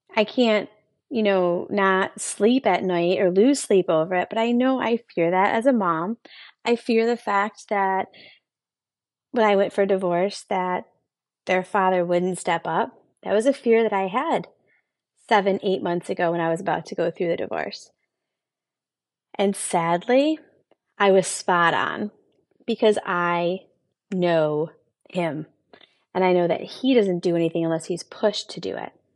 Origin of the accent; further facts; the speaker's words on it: Buffalo, New York, United States; also born or lived in Rochester, New York; I'm from Buffalo, New York. That's where I was born and raised, and I moved to Rochester when I was nineteen